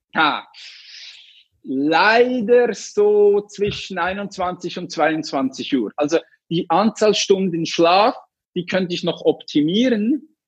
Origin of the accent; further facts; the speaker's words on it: Switzerland; ich komme aus der Schweiz.